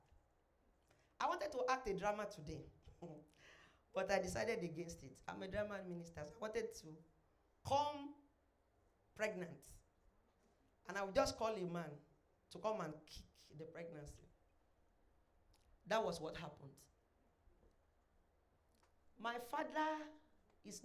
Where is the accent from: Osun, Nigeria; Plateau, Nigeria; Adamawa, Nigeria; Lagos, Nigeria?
Osun, Nigeria; Ilesha; I was born in Ilesha, Osun State